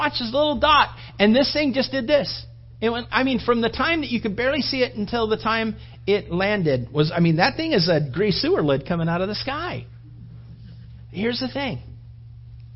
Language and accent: English; California, United States; moved away; also born or lived in Florida; I grew up in California and I've lived in Florida